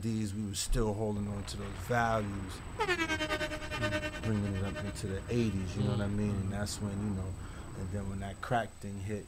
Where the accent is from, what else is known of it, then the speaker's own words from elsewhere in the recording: New York City, New York, United States; I'm from Bronx, Harlem. I'm an uptown cat